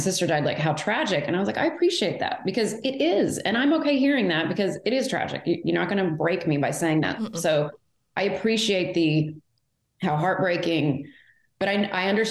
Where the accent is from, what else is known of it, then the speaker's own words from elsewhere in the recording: Fort Worth, Texas, United States; also born or lived in Houston; I was born in Fort Worth